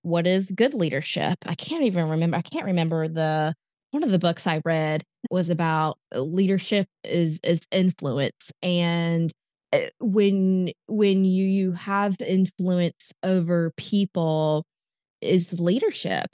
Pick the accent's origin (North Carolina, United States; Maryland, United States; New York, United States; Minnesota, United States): North Carolina, United States; Raleigh; now in Charlotte, United States; I'm originally from the Raleigh, North Carolina